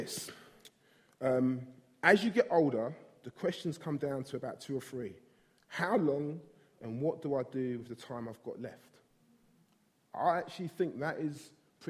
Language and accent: English; London, United Kingdom; I grew up in South East London, grown up here all my life